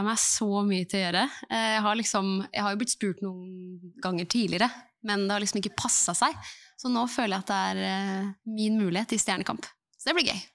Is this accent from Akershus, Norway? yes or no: yes; Eidsvoll, Akershus, Norway; fra Eidsvoll